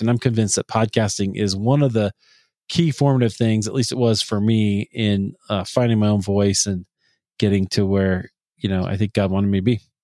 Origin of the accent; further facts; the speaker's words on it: Des Moines, Iowa, United States; my hometown of Des Moines, Iowa